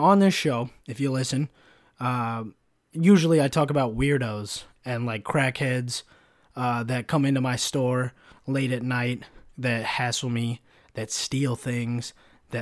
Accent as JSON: {"language": "English", "town": "Sacramento", "region": "California", "country": "United States", "tie": "born or raised there", "first_language": "English", "said": "I grew up in Sac"}